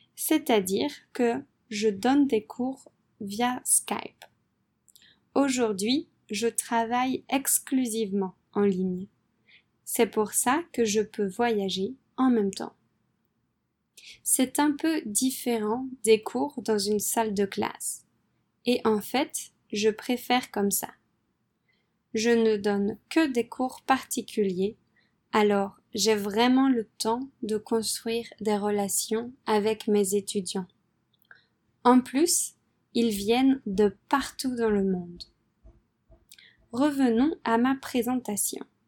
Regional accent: France; moved away as an adult; also born or lived in Poland / Vietnam / Philippines; je suis française

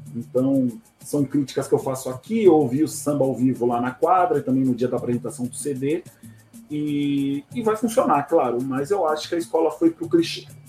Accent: São Paulo, Brazil; eu sou da Vila Matilde, eu fui nascido e criado lá

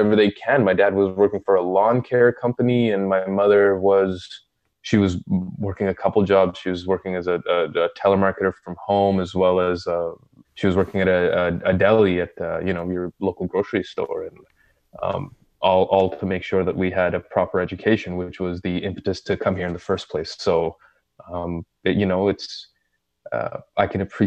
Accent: Saudi Arabia; moved away; I grew up in Saudi

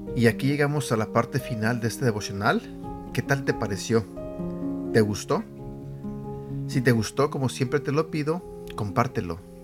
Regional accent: Mexico; yo soy mexicano y en México nosotros le llamamos este flojera

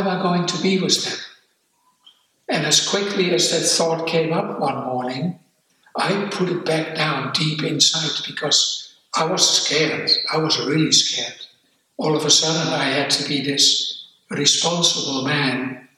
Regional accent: Netherlands; English is a second language; moved away as an adult; also born or lived in Amsterdam; now in New Zealand; I escaped to New Zealand after I grew up in Holland

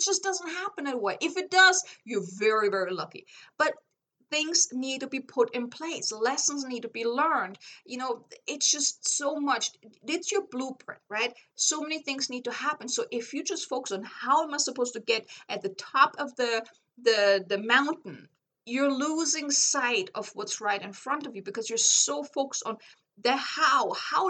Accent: Germany; English is a second language; I'm like, I came from Germany. I had to figure everything out myself.

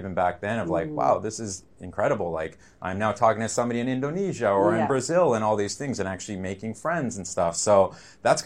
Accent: Vancouver, British Columbia, Canada; I'm from Vancouver, BC, Canada, 31 years old

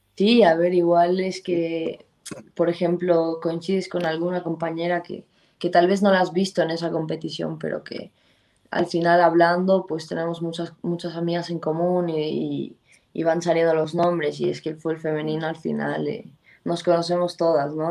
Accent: Bolivia; moved away as an adult; also born or lived in Santa Cruz, Bolivia / United States; yo salí de Bolivia siendo una medio centro

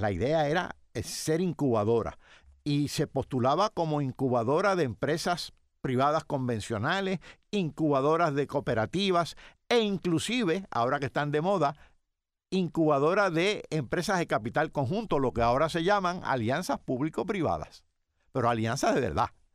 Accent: Yauco, Puerto Rico; yo soy de Yauco y recuerdo, mis tíos eran agricultores

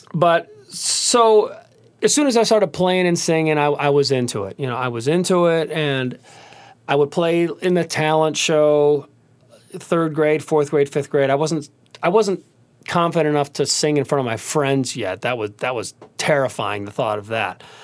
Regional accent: Cleveland, Ohio, United States; I grew up in Cleveland, Ohio

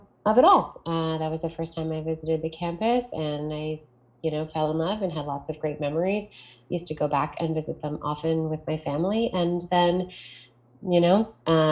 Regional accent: Toronto, Ontario, Canada; I am from Toronto, Ontario, Canada

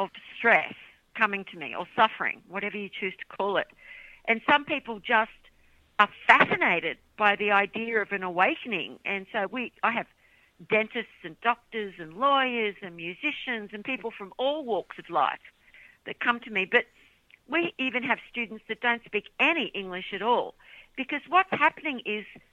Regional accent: Australia; now in United States; I'm from Australia. Living in America now

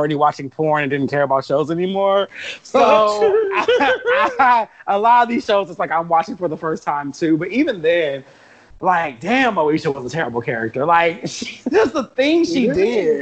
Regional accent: Los Angeles, California, United States; growing up in South Central

